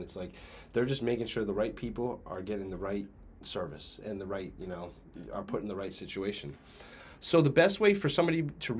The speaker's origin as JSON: {"language": "English", "area": "Morris County", "region": "New Jersey", "country": "United States", "tie": "born or raised there", "said": "Maybe it's just because I'm from Morris County."}